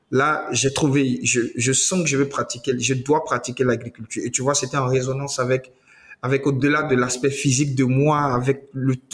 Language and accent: French; Côte d’Ivoire; moved away as an adult; now in Benin; je nais de parents béninois qui sont expatriés en Côte d'Ivoire. Je suis ivoirien. Euh, voilà, donc euh, bah, je, je, fais mon cursus euh, primaire et secondaire en Côte d'Ivoire.